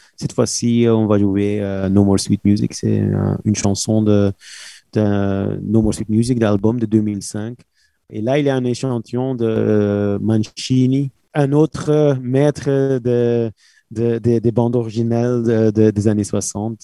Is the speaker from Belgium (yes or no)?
yes; Belgium; on est belge